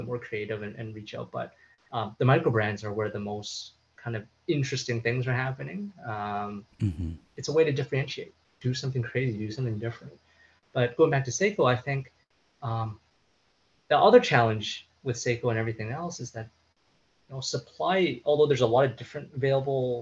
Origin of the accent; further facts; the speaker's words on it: Canada; we wanted to pay homage to Canada, because that's where we are from